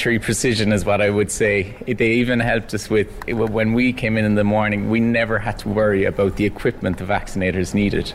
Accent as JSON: {"language": "English", "town": "Cork", "region": "Munster", "country": "Ireland", "tie": "born or raised there", "said": "my hometown, Cork"}